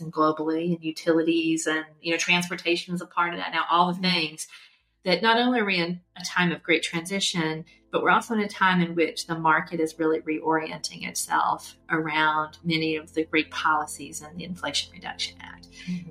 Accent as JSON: {"language": "English", "town": "LaGrange", "region": "Georgia", "country": "United States", "tie": "born or raised there", "said": "I grew up in LaGrange, Georgia, uh, which is a, a small town in West Georgia"}